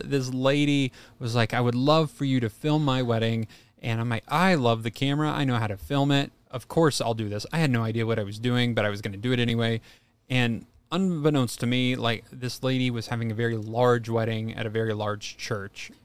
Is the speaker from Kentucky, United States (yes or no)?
yes; Kentucky, United States; moved away; So, I grew up in Kentucky, and my high school was a very agricultural school